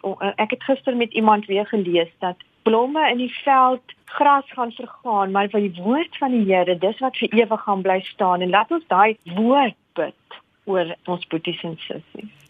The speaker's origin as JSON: {"language": "Afrikaans", "country": "South Africa", "first_language": "Afrikaans", "said": "Ons is van Suid-Afrika"}